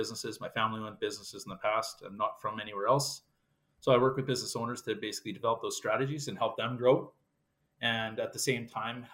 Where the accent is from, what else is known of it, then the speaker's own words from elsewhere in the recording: Yorkton, Saskatchewan, Canada; I grew up in Yorkton, Saskatchewan